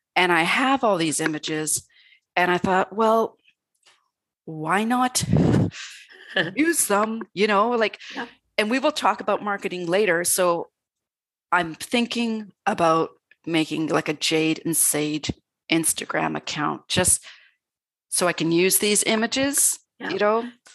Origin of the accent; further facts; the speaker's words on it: Canada; being Canadian